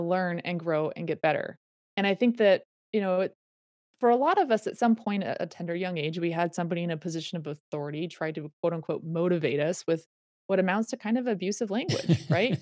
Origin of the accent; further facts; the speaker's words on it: Reno, Nevada, United States; I grew up in Reno, Nevada